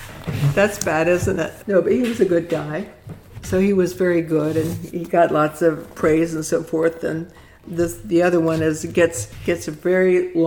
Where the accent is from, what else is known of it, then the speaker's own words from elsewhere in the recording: Clearwater, Florida, United States; I'm from Clearwater